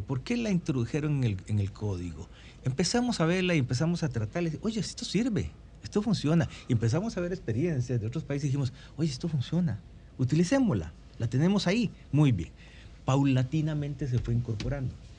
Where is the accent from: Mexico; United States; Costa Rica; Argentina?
Costa Rica; en mi país, en Costa Rica